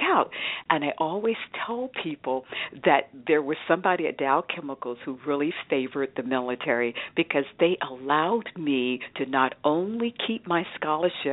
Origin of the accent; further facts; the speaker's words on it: Roseboro, North Carolina, United States; I grew up in Roseboro, North Carolina, which is about 27 miles southeast of Fayetteville